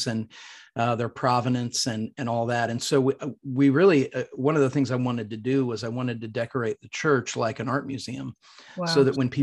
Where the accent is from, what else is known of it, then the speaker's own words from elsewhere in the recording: Midwest, United States; now in Franklin, United States; I'm a from the Midwest. It's where I grew up.